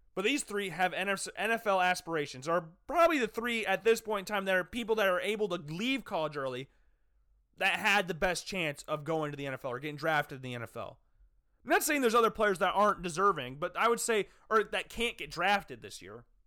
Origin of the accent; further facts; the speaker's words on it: Des Moines, Iowa, United States; also born or lived in Cedar Falls, Iowa; I'm from Des Moines, went to Drake games a lot